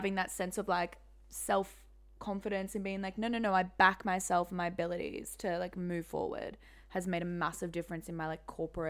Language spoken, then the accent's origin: English; Singapore; I think, like, because we grew up in Singapore.